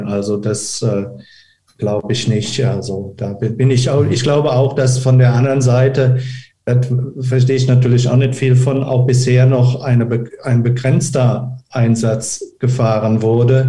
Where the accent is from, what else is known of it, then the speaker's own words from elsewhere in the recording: Germany; wir als Deutsche